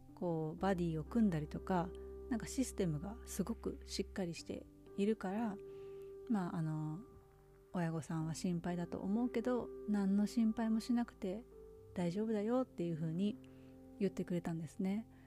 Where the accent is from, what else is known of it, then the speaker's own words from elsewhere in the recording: Japan; moved away; also born or lived in United States; いつか日本に帰るかも